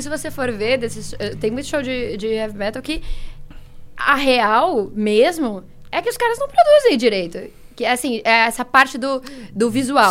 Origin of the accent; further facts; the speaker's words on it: São Paulo, Brazil; Sou de São Paulo